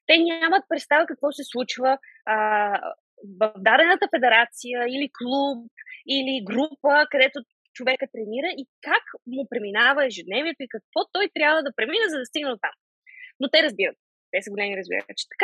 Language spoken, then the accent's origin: Bulgarian; Sofia, Sofia City, Bulgaria; now in England, United Kingdom; България винаги си е моят а, роден, а, родна държава, София си е моят роден град. А, аз винаги ще съм си вкъщи, когато си дойда тук, независимо, че живея в Англия, независимо, че състезавам за Турция.